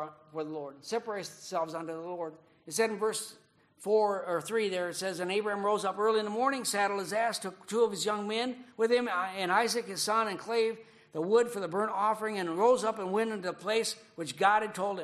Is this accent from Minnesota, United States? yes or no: yes; Minnesota, United States; moved away as an adult; now in Japan; growing up in Minnesota